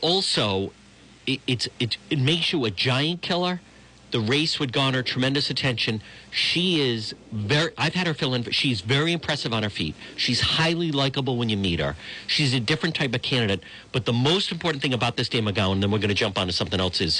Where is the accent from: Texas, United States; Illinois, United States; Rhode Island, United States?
Rhode Island, United States; Cranston; also born or lived in Providence / Warwick / East Greenwich; I grew up in Cranston, and I went to high school at Bishop Hendrick and Warwick